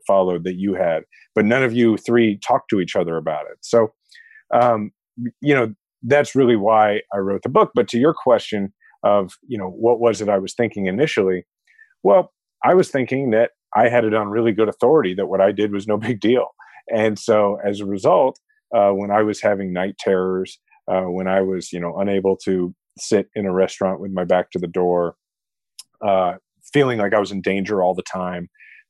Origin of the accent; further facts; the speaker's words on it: Kansas City, Missouri, United States; had decided not to run for president and was running for mayor of my hometown, Kansas City.